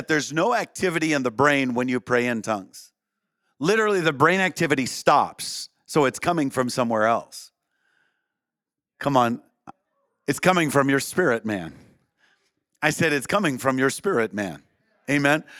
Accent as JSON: {"language": "English", "region": "Minnesota side", "country": "United States", "tie": "born or raised there", "said": "I grew up real close to the St. Croix River, just on the Minnesota side"}